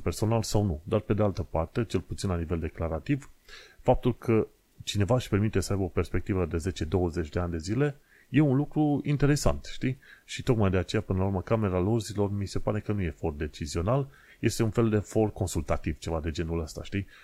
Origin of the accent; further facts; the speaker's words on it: Romania; moved away as an adult; now in United Kingdom; noi ca români